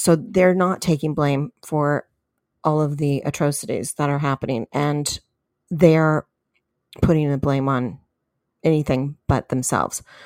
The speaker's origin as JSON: {"language": "English", "region": "California", "country": "United States", "tie": "born or raised there", "said": "in the state of California, which is my home state"}